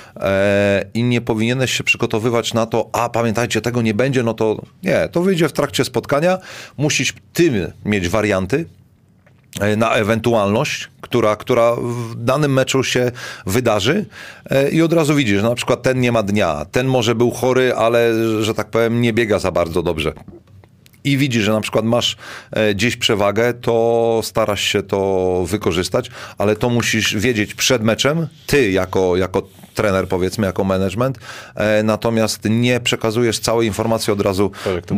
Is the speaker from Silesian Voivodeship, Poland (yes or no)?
no; Szczecin, West Pomeranian Voivodeship, Poland